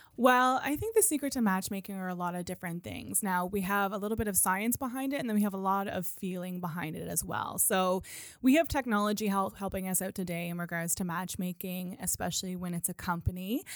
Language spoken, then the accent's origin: English; Nova Scotia, Canada; moved away as an adult; also born or lived in Calgary; when I moved back to Nova Scotia from Calgary to be closer to my family